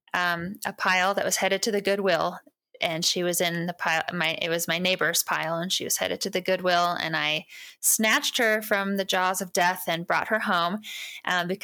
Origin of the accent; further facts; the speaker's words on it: Western Washington, United States; moved away as an adult; now in Montana, United States; I grew up in Western Washington on a farm, but I've lived here for over 20 years, so I feel like I'm from here now